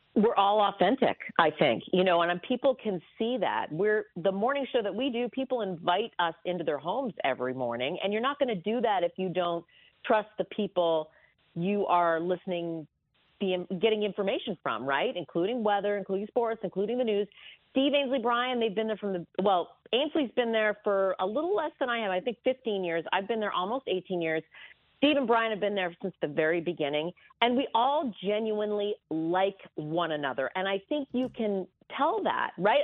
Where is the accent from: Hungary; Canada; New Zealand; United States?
Canada; moved away; I grew up in Canada, as you know, so every Christmas there was guaranteed a lot of snow